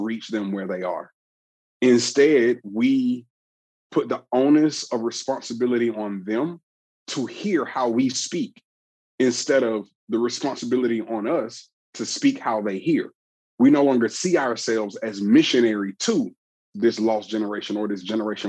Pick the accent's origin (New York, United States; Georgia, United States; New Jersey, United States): Georgia, United States; Atlanta; I'm from the Southeast region of the United States in Atlanta, Georgia